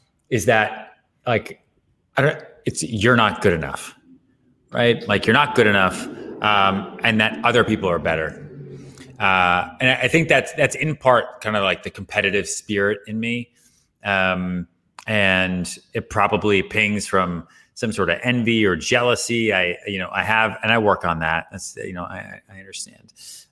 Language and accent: English; outside Boston, Massachusetts, United States; also born or lived in Texas; now in New York, United States; I'm not from New York. I was born in Texas, grew up outside Boston. I came here.